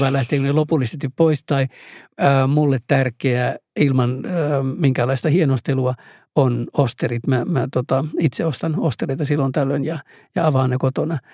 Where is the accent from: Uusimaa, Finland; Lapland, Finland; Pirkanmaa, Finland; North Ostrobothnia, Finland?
North Ostrobothnia, Finland; Oulu; Koko mun synnyinkaupunkini vauraus liittyy mereen, koska siinä on tervanpoltto ja, ja metsät tietysti.